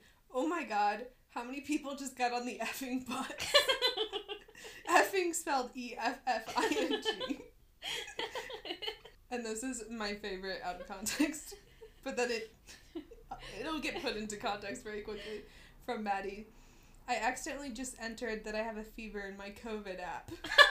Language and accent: English; California, United States; That's my home state.